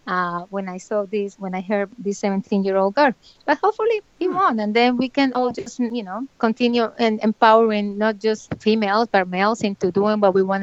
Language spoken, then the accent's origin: English; Bucaramanga, Santander, Colombia; moved away; I'm from Bucaramanga